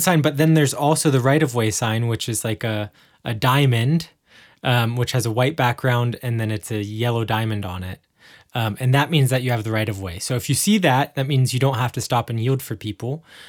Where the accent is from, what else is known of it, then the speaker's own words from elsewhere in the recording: United States; now in Germany; as an American